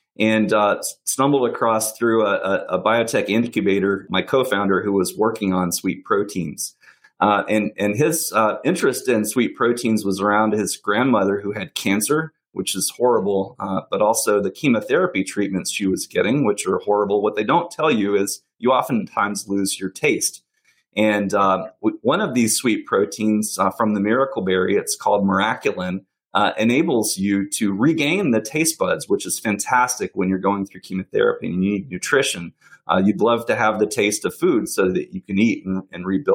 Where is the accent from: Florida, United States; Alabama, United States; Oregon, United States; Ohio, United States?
Alabama, United States; growing up in Alabama